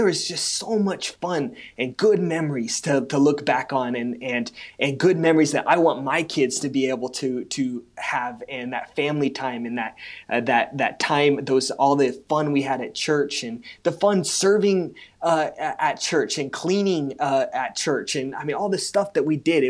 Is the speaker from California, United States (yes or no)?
yes; California, United States; growing up in the Christian school here